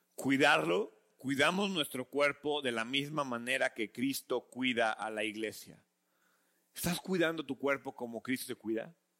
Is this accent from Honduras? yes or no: no; Mexico; como buenos mexicanos